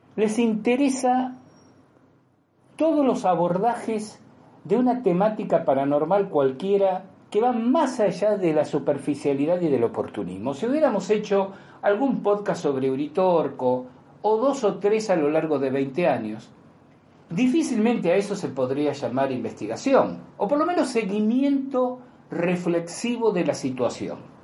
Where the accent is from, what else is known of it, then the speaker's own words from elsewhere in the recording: Argentina; como argentinos